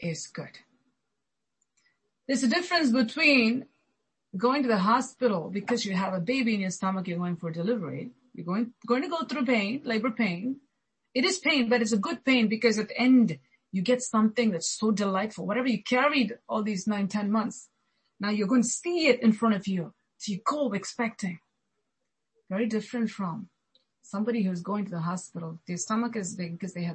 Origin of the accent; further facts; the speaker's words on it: India; growing up in India, especially if you have to go to school